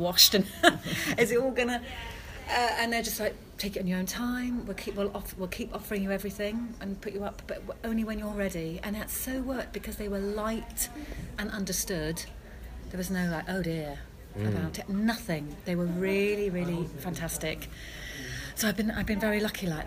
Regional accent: Devon, South West England, United Kingdom; because I grew up in Devon

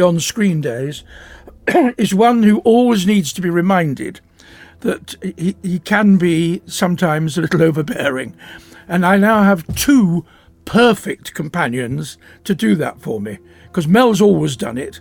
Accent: Rochdale, North West England, United Kingdom; We're both northerners. I'm from Rochdale

